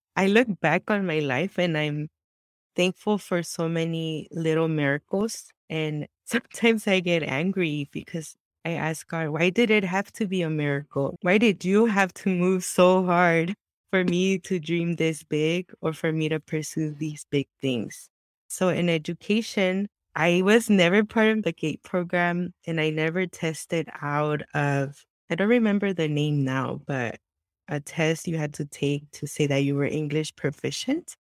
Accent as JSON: {"language": "English", "town": "Santa Ana", "region": "California", "country": "United States", "tie": "born or raised there", "second_language": "English", "said": "I was born and raised in Southern California, in Santa Ana, the heart of Orange County"}